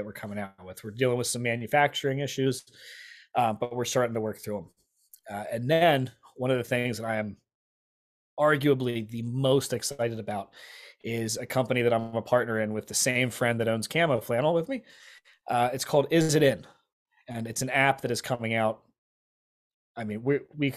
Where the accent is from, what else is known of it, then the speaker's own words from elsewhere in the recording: Lancaster, Pennsylvania, United States; I'm from Lancaster